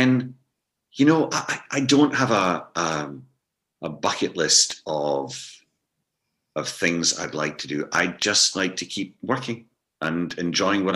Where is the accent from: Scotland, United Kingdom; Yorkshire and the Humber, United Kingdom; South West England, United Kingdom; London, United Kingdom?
Scotland, United Kingdom; moved away; I'm more of a Scot than I ever realized when I was younger, because I was so busy trying to get out of the country